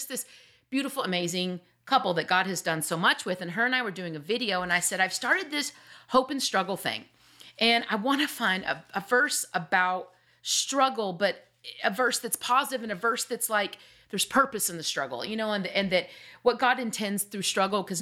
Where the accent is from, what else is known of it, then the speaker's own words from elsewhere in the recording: the South, United States; we're from the South